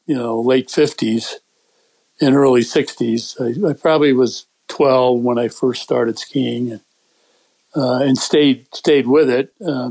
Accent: Western Massachusetts, United States; moved away; I grew up in Western Massachusetts in the Northampton, East Hampton, Amherst area, right near the Connecticut River. So close enough to the Berkshires that at least when I was a kid, we used to have winters and it was cold.

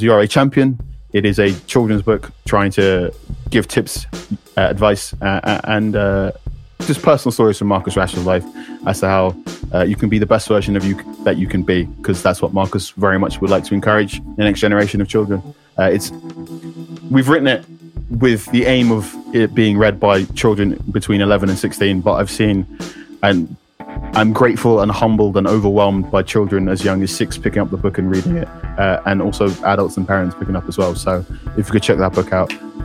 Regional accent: London, United Kingdom; I'm from London because that's how I view my personhood.

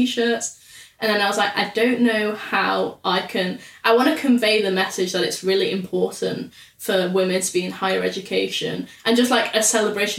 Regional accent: Salford, North West England, United Kingdom; I'm from Salford.

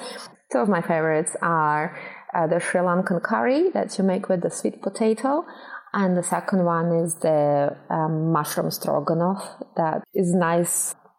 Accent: Russia; It wasn't easy being vegetarian 20 years ago in Russia.

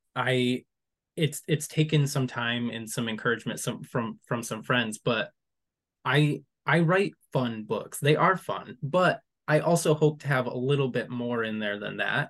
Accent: West Michigan, United States; I'm from West Michigan, but I'm not from where I live currently, which is much closer to the Mountain Head

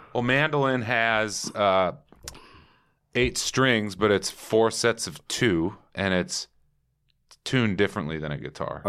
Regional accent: Minneapolis, Minnesota, United States; also born or lived in California; now in Templeton, United States; I grew up on the in the suburbs of Minneapolis

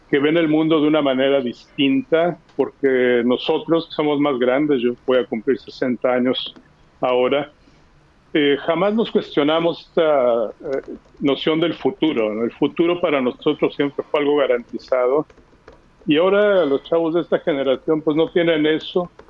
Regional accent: Mexico; moved away; los que se van o los que nos vamos, yo me fui de México hace 35 años

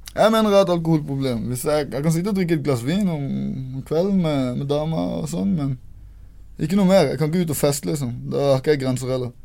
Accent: Kristiansand, Agder, Norway; also born or lived in Bergen / Oslo; Jeg vokste opp først midt i byen. Gamlebyen. Posebyen het det.

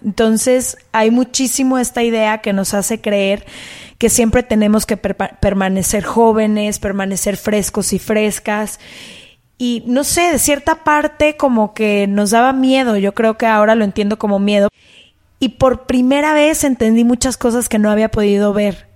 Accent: Guadalajara, Jalisco, Mexico; moved away; Yo soy de Guadalajara

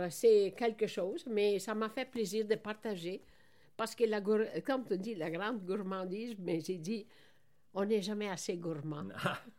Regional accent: Veneto, Italy; now in Quebec, Canada; moi, je suis née dans la Vénétie.

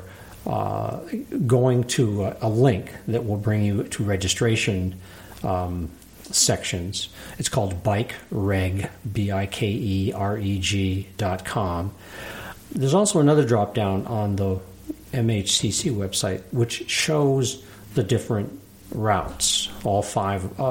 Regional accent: Vermont, United States; also born or lived in Capital District, New York; now in Altamont, United States; I grew up in Vermont, then moved down here in around 1980, and I moved to Altamont in 91.

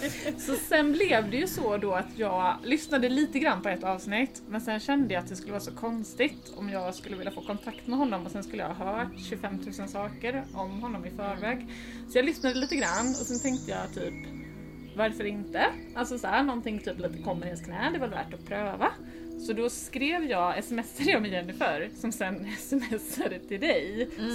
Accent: Småland, Sweden; moved away as an adult; now in Stockholm, Sweden; jag är uppvuxen i Småland eh, och sen har jag bott i Stockholm sedan 2007

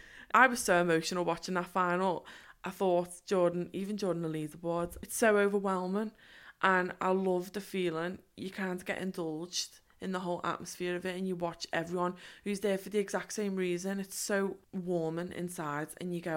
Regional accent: Liverpool, North West England, United Kingdom; now in London, United Kingdom; it was in my city

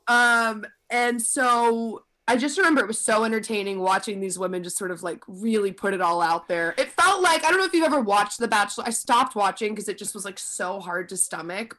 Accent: suburbs of Philadelphia, Pennsylvania, United States; moved away as an adult; now in New York City, United States; I had just moved from New York to the suburbs of Philly

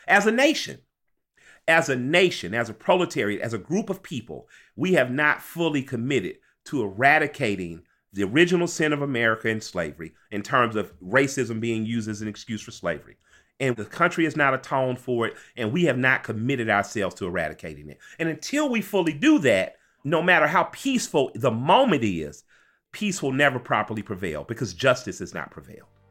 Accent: Atlanta, Georgia, United States; I grew up in Atlanta

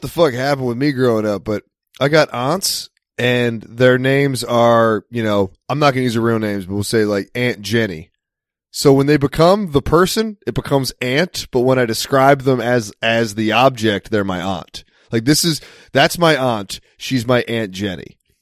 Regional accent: United States; I'm American

